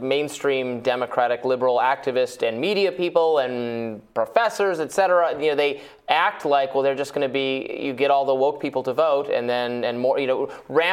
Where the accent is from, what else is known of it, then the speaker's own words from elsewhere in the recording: Michigan, United States; I'm from Michigan